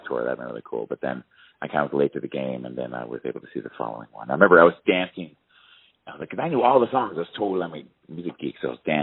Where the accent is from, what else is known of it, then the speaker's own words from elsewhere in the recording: Baltimore, Maryland, United States; moved away as an adult; now in Colorado, United States; I grew up in Baltimore